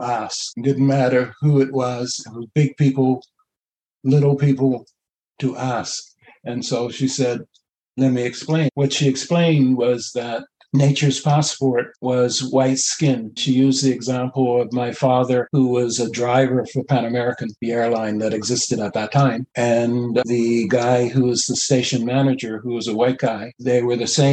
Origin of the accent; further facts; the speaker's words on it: Bermuda; now in Canada; I was born in Bermuda